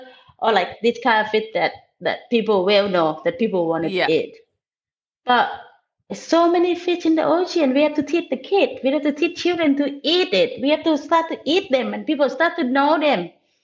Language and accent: English; the South, United States; I grew up in the South and I love seafood